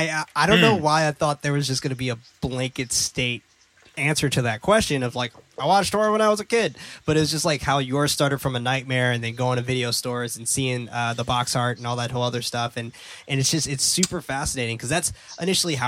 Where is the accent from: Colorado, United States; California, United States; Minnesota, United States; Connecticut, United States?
California, United States; San Francisco; growing up in San Francisco